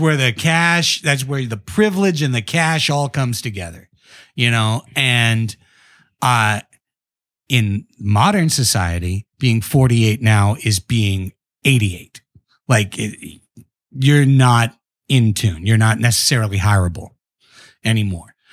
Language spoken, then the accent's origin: English; Long Beach, California, United States; moved away as an adult; now in San Diego, United States; I grew up in Long Beach, uh, so just up the coast, but, uh, you know, born and raised in Long Beach, went to Long Beach Poly